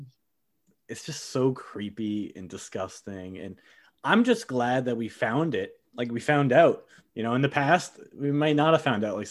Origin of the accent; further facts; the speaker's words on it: United States; I'm very American